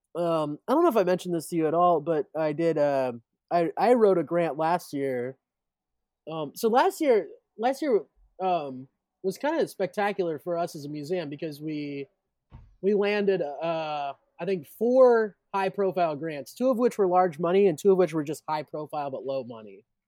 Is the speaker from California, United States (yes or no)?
no; Richmond, Indiana, United States; I'm from Richmond